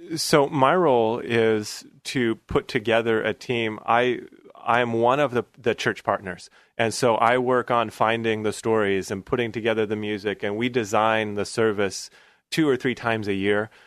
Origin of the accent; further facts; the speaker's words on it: Portland, Oregon, United States; I grew up right here in Portland. My dad, uh, came, uh, got a job here in Portland when I was about eleven or twelve years old